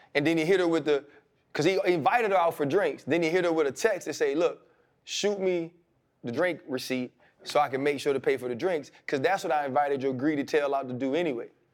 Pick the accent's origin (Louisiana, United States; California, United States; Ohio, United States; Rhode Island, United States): Louisiana, United States; New Orleans; I came from New Orleans